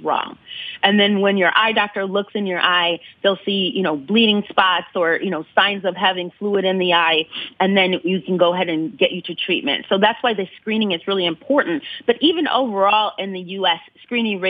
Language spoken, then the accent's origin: English; Ann Arbor, Michigan, United States; I grew up in Ann Arbor